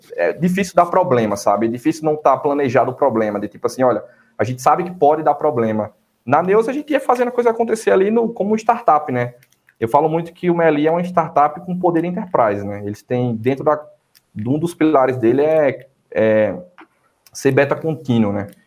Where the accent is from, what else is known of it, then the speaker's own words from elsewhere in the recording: Irecê, Bahia, Brazil; moved away; also born or lived in Paraíba; vindo de Irecê, interior da Bahia, cidadezinha pequena, uns 70 mil habitantes